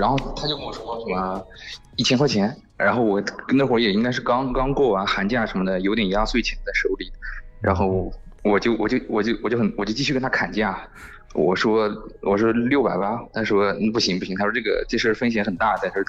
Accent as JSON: {"language": "Chinese", "region": "Shanghai", "country": "China", "said": "在，我是上海。"}